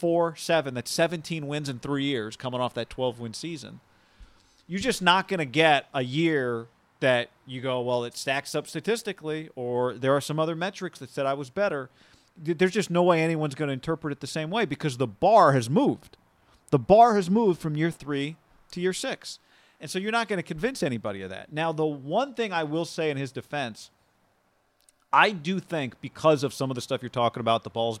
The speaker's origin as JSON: {"language": "English", "region": "Colorado", "country": "United States", "said": "Yeah, hey, I'm from Colorado. We got a road trip."}